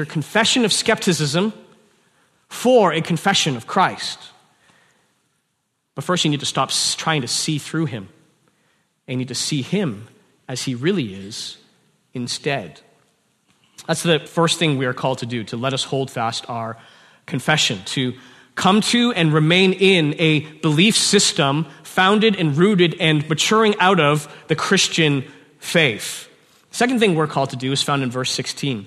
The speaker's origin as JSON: {"language": "English", "country": "Canada", "tie": "born or raised there", "said": "I'm a Chinese man born in Canada"}